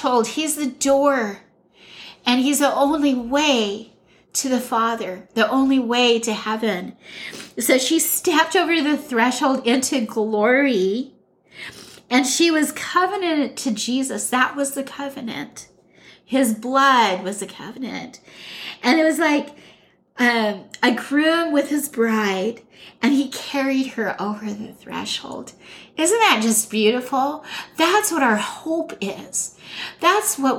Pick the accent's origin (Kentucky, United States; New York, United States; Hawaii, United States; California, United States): Hawaii, United States; moved away; We all were born and raised in Hawaii, and we came to the mainland in the 70s, late 60s, early 70s